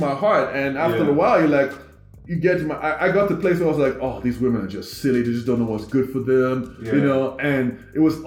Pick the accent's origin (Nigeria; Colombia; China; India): Nigeria; now in United States; I'm from Nigeria